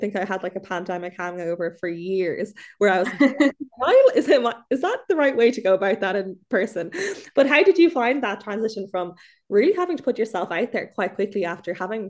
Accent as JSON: {"language": "English", "country": "Ireland", "said": "there is something so special about being Irish abroad because there's a sense of like you look out for one another."}